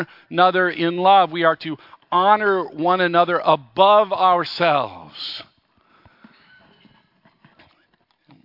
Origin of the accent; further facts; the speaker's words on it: Los Angeles, California, United States; I grew up in Los Angeles, just barely into the suburbs